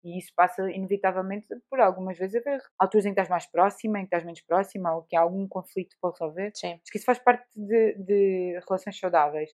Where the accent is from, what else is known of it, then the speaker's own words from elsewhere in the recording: Alentejo, Portugal; eu cresci no Alentejo